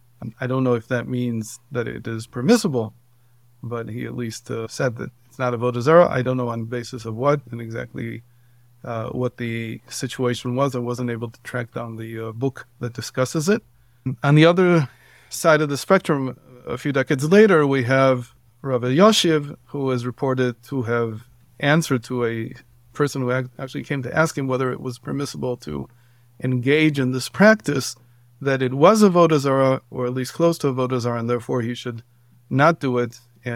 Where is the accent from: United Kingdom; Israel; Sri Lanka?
Israel; also born or lived in Cleveland, United States / Baltimore, United States; I come from a Orthodox family for many generations. I grew up in Israel mostly, and then in the United States, in Cleveland and Baltimore. And when I came back in my early 20s to Israel